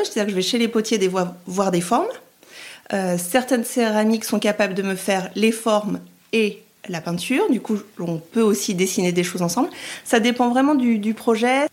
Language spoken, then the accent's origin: French; France; moved away as an adult; also born or lived in Rome, Italy; Je suis française et j'ai eu la chance d'aller vivre en Italie pendant deux ans et demi, trois ans